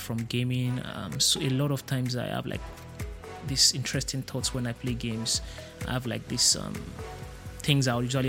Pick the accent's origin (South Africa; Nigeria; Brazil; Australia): Nigeria; Ibadan, Oyo; moved away as an adult; now in Berlin, Germany; I'm a Nigerian. I grew up in Ibadan, a city in southwest Nigeria, but I'm currently based in Berlin, Germany